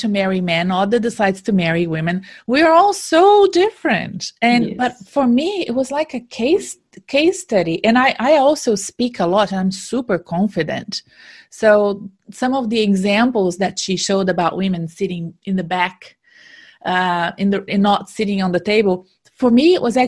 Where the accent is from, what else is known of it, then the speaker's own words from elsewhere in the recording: Brazil; moved away as an adult; also born or lived in Silicon Valley, United States; now in Australia; when I decided to move away from my home country in Brazil and move to Australia